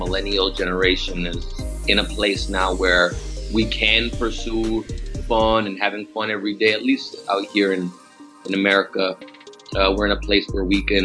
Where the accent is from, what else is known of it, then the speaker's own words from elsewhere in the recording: Toronto, Ontario, Canada; also born or lived in New York / New Orleans; I'm from Toronto. Grew up Toronto in New York. Spent some time in New Orleans